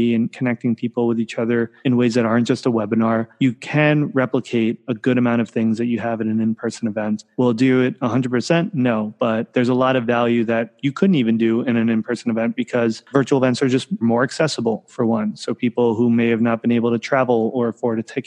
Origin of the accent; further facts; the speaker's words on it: New York, United States; now in San Francisco, United States; I grew up in New York. I live in San Francisco now.